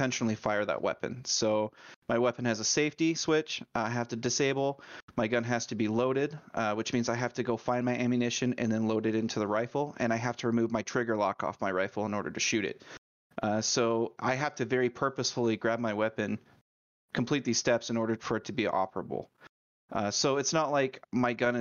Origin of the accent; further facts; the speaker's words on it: Idaho, United States; I grew up in Idaho